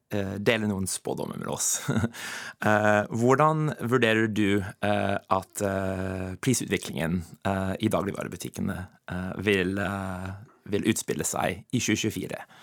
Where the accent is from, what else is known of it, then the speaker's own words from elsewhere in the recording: United States; Norwegian is a second language; moved away as an adult; now in Norway; Jeg kommer fra USA. Jeg flytta til Norge som, som 23-åring.